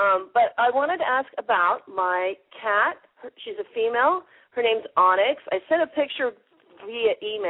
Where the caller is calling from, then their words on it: New Zealand; Okay, I'm calling from New Zealand.